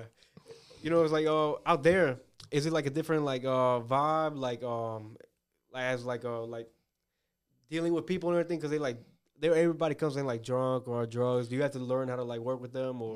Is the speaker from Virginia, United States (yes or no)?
yes; Woodbridge, Virginia, United States; moved away as an adult; now in Richmond, United States; I grew up in, I, I was born in, uh, Woodbridge area